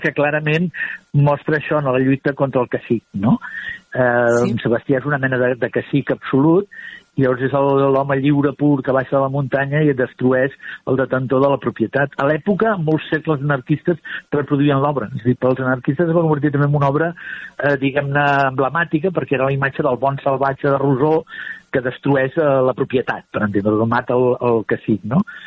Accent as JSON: {"language": "Catalan", "town": "Barcelona", "region": "Catalonia", "country": "Spain", "said": "era del meu barri, de Sant Andreu de, de Palomar"}